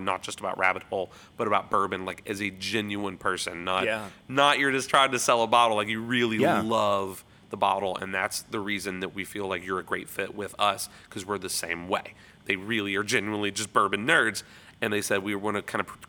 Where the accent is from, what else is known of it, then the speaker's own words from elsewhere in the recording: Louisville, Kentucky, United States; I'm from Louisville